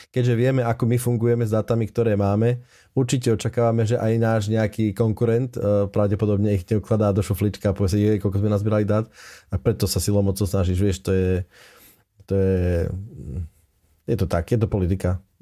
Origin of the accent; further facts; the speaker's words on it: Slovakia; my sme no Slováci.